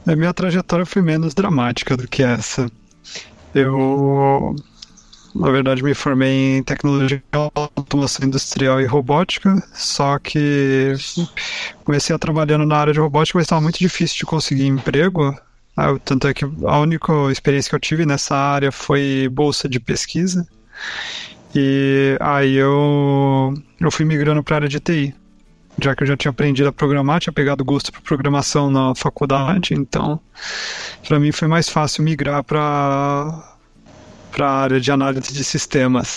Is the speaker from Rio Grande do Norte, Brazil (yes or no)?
no; Caçapava, São Paulo, Brazil; eu sou de Caçapava, São Paulo